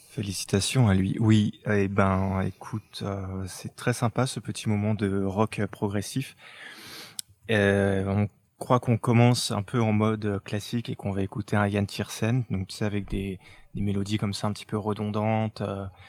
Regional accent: France; chez nous en France

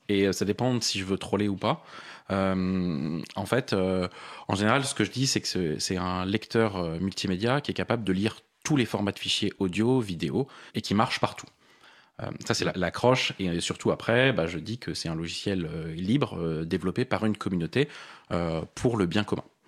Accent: Paris, Île-de-France, France; je suis parisien. J'ai vécu la plupart de ma vie à Paris

